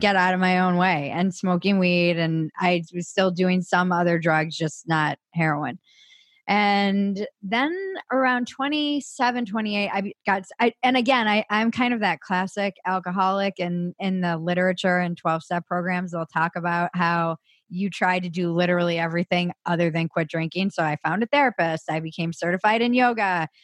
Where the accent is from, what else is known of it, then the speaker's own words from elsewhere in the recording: East Coast, United States; I come from a big family, Irish Catholic, East Coast